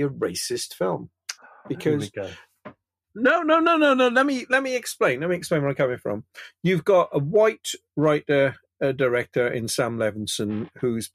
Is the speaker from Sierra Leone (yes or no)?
no; Wales, United Kingdom; I'm Welsh